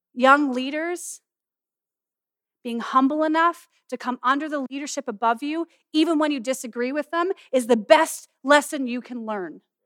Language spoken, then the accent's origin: English; Castlegar, British Columbia, Canada; also born or lived in Manitoba; I'm from Castlegar where we are